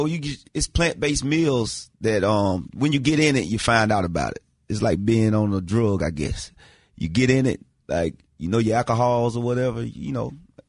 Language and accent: English; Georgia, United States; Yeah, I'm from Georgia.